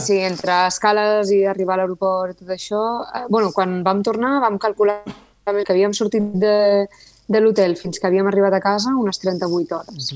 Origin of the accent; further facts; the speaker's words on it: Tarragona, Catalonia, Spain; soc de Sant Pere Carreu